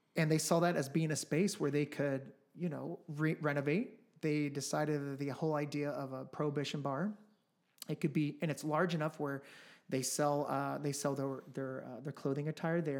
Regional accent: Midwest, United States; also born or lived in Los Angeles, California / Colombia (ancestry); now in Phoenix, United States; I'm from the Midwest. I lived in L A for about ten years. Um, my family's from Colombia.

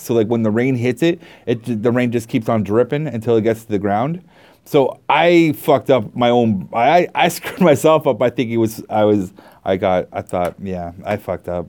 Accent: Canada; I'm Canadian

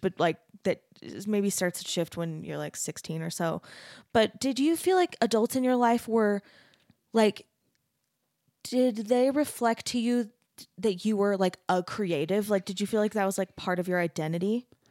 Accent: Arizona, United States; I grew up in Arizona

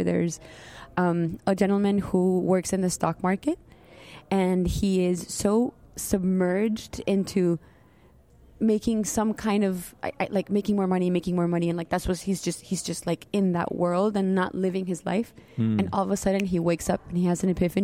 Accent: Colombia; first language Spanish; English is a second language; now in Miami, United States; I was born in Colombia, and I have French background in my family. We all went to an all-French school.

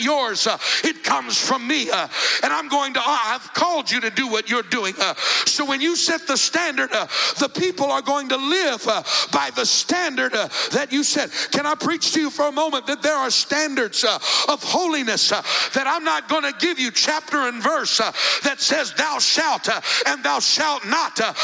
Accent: Colorado, United States; now in Fort Myers, United States; I grew up in Colorado in the mountains

